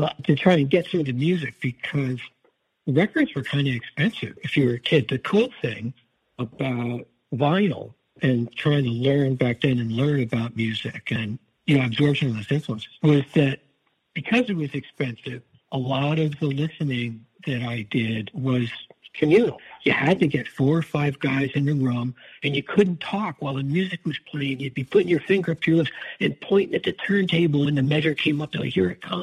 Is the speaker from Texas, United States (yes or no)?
no; Pennsylvania, United States; moved away; also born or lived in California; growing up in Pennsylvania